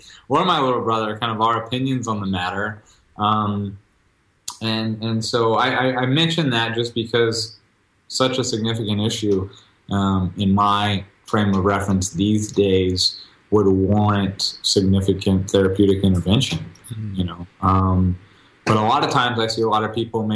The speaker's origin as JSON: {"language": "English", "region": "Texas", "country": "United States", "said": "I'm originally from Texas"}